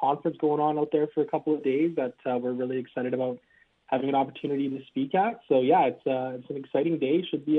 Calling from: Edmonton, Alberta, Canada; Lowtide, I'm calling from the home office located in beautiful, sunny downtown Edmonton today.

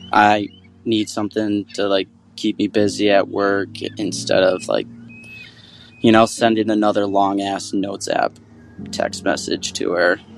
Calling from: Grand Rapids, Michigan, United States; from Grand Rapids, Michigan. I'm 30 years old

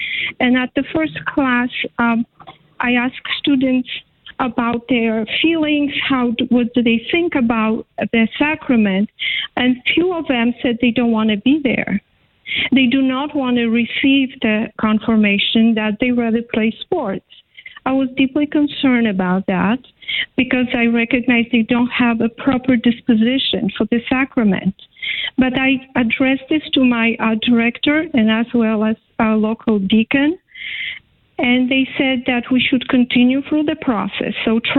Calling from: Connecticut, United States; I'm calling from Connecticut.

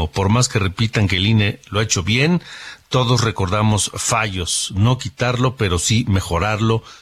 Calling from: Mexico City, Mexico; de la Ciudad de México, no cabe duda que hay personas que añoran los años 70 y los 80

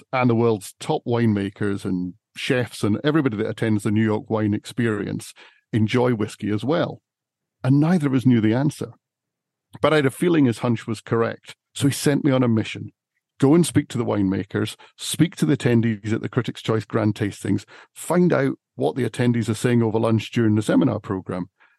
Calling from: Scotland, United Kingdom; So I'm over in Scotland, and I'm surrounded by Scotch whiskey distilleries.

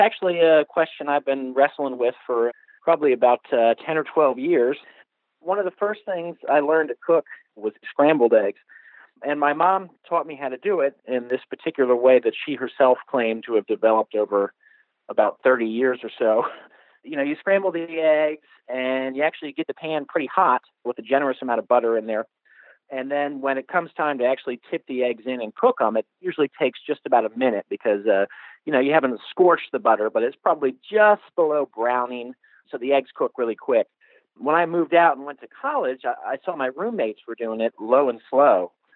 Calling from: Virginia, United States; I'm calling from uh, Virginia.

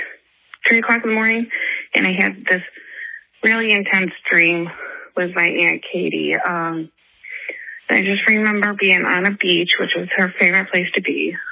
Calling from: Greece, New York, United States; I'm calling from Greece, New York.

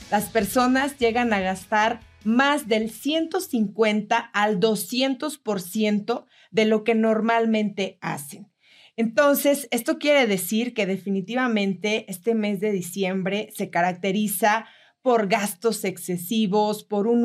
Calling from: Bogotá, Colombia; Hola Coca, buenas tardes. … de Bogotá, Colombia. Yo trabajé el año pasado durante 20 años, más de 20 años, por una forma de contratación aquí en Colombia que se llama por nómina.

